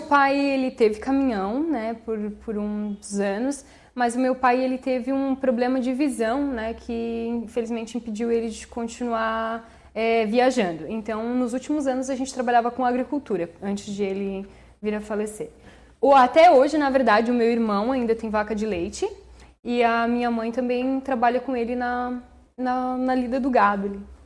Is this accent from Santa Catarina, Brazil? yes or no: yes; Orleans, Santa Catarina, Brazil; Aqui em Orleans mesmo. Sou natural da, da cidade, nascida e criada todos esses anos é, na comunidade de Ses Marias